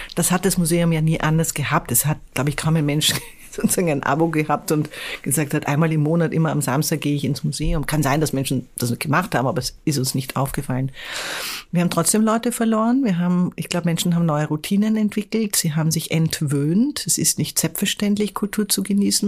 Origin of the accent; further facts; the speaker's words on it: Vienna, Austria; moved away as an adult; now in Hamburg, Germany; ich komme aus der Stadt